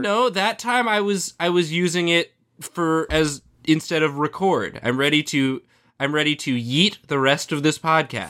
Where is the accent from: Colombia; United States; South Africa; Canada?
United States; Washington, D.C. suburbs of Maryland; I'm from Maryland